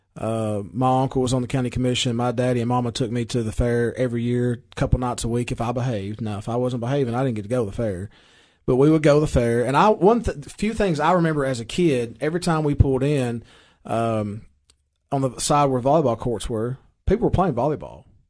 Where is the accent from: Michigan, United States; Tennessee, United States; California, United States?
Tennessee, United States; Baxter; I am from Baxter. I'm proud, proud citizen of Baxter.